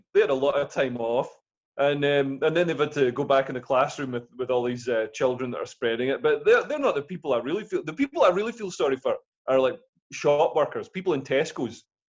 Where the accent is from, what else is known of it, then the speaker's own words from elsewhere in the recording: Scotland, United Kingdom; I grew up in Scotland with English parents, so I've seen, you know, anti-English sentiment.